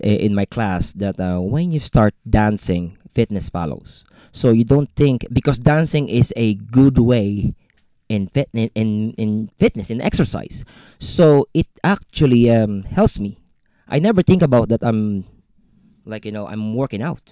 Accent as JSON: {"language": "English", "country": "Philippines", "tie": "born or raised there", "moved": "yes", "lives_now": "Ireland", "said": "born and raised in the Philippines, moved in Ireland in 2002"}